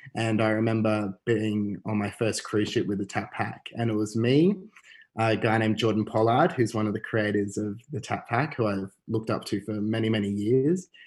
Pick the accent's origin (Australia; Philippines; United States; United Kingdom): Australia; Canberra, Australian Capital Territory; I grew up in Canberra actually